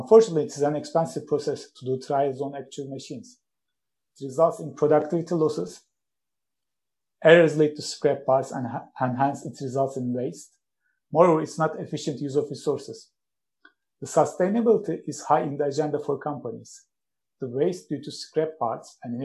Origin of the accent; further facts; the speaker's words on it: Istanbul, Turkey; moved away as an adult; now in Sheffield, United Kingdom; I'm originally from Istanbul, Turkey